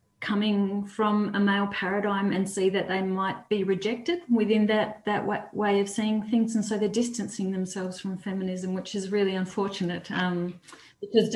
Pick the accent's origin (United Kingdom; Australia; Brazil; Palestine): Australia; Roleystone, Western Australia; I came from Rolleystone, which was a small community in the hills, quite, you know, Christian